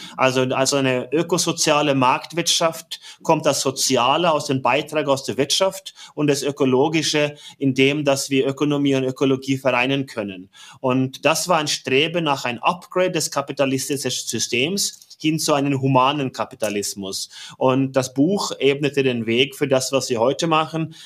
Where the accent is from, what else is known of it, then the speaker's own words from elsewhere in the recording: Norway; German is a second language; moved away as an adult; now in Germany; bin gebürtiger Norweger seit 23 Jahren in Deutschland